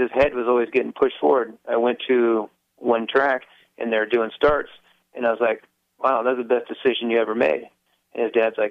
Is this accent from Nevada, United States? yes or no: no; Escondido, California, United States; I was born in Escondido